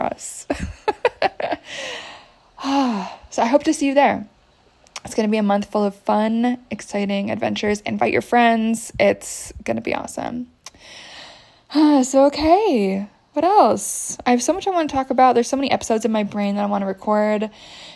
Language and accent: English; United States; moved away; I grew up in the States.